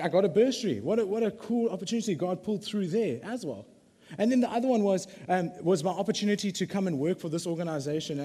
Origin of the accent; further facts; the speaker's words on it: Durban, KwaZulu-Natal, South Africa; I'm from the Bluff